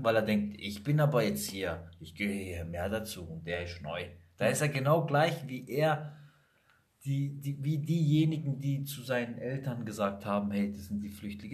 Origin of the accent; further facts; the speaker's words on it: Sicily, Italy; now in Germany; ich bin aus Sizilien